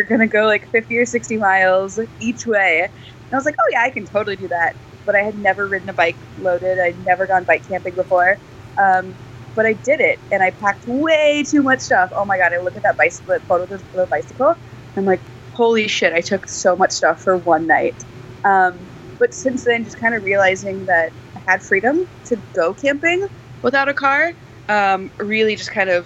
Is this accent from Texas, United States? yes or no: yes; Texas, United States; now in Seattle, United States; I grew up in Texas